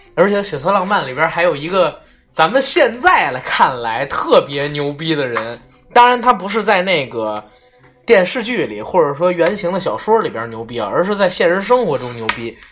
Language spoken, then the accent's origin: Chinese; Beijing, China; 我这一代的人叫新北京人，我们是 成长在八十年代末，九十年代初